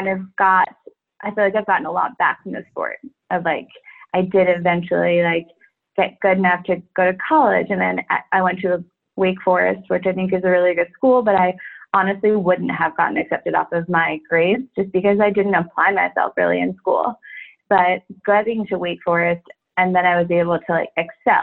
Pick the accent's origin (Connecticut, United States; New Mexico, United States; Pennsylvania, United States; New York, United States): New York, United States; I'm from New York